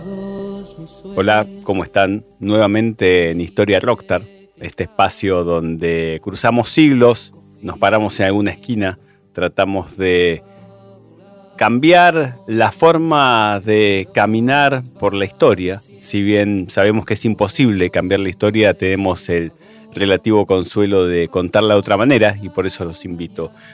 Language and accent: Spanish; Chaco, Argentina; soy de la provincia del Chaco, estoy haciendo el servicio militar en Corrientes